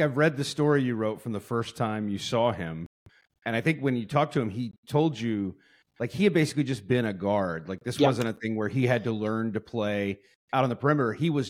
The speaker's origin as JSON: {"language": "English", "town": "Louisville", "region": "Kentucky", "country": "United States", "tie": "born or raised there", "said": "I grew up in Louisville, Kentucky"}